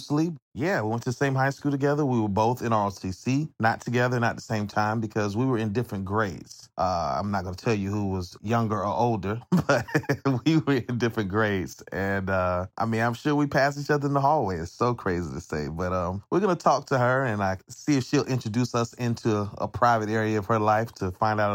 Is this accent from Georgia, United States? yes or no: yes; Atlanta, Georgia, United States; I'm from Atlanta, Georgia